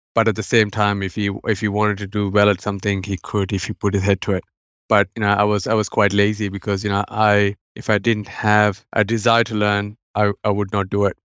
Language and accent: English; India; now in Australia; as you can tell from my accent, I w, I wasn't, you know, born in Australia. I've been raised overseas in India